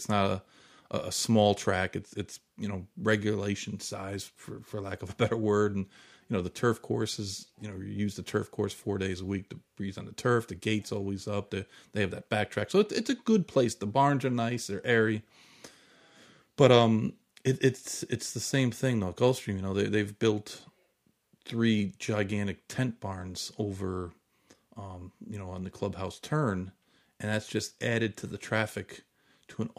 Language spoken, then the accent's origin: English; Saratoga Springs, New York, United States; moved away; when I grew up in Saratoga